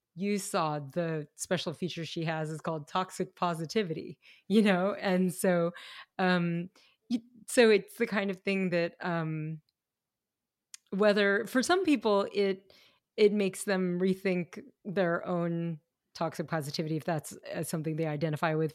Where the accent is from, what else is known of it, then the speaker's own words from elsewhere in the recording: Kentucky, United States; I grew up in Kentucky